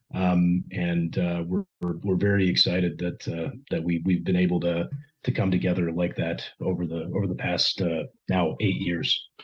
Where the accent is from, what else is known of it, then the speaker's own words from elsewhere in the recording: Ohio, United States; also born or lived in Texas; now in Houston, United States; growing up in Ohio